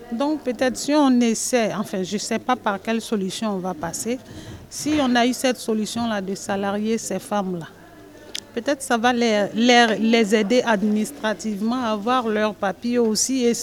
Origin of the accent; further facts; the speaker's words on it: Côte d’Ivoire; moved away as an adult; now in France; Moi je viens de la Côte d'Ivoire. J'ai laissé mes enfants derrière moi. Ils sont en Côte d'Ivoire